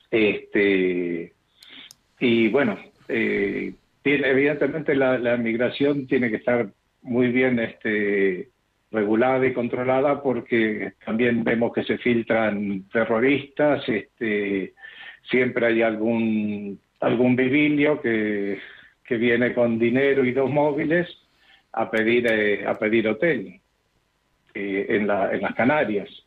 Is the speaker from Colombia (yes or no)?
no; Argentina; moved away as an adult; Nosotros vinimos de Argentina en 2001. Eh, yo tenía un buen trabajo allí que luego lo seguí desarrollando aquí, que era el de piloto de avión. Y dejamos Argentina principalmente por la inseguridad y la corrupción